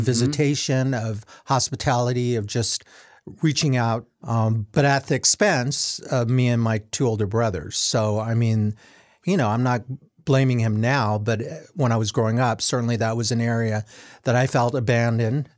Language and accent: English; United States; being Asian American